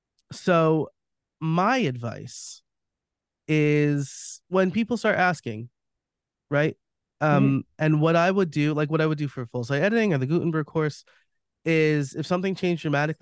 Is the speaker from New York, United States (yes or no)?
yes; New York, United States; moved away; I'm from New York.